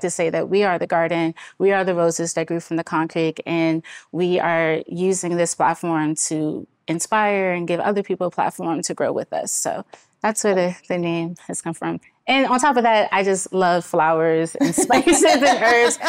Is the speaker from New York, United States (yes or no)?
no; Washington, District of Columbia, United States; born and raised in Washington, D C